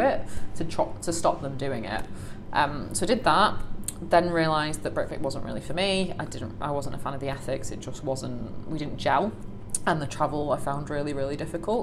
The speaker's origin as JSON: {"language": "English", "town": "Salford", "region": "North West England", "country": "United Kingdom", "tie": "born or raised there", "said": "I grew up in Salford"}